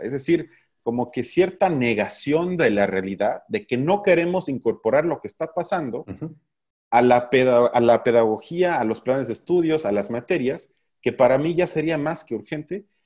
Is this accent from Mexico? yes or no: yes; Mexico; somos un país de mierda